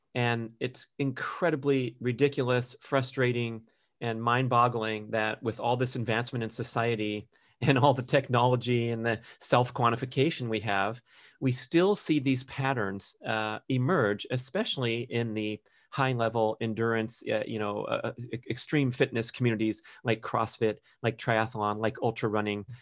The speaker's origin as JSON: {"language": "English", "town": "Los Angeles", "region": "California", "country": "United States", "tie": "born or raised there", "said": "my growing up in Los Angeles"}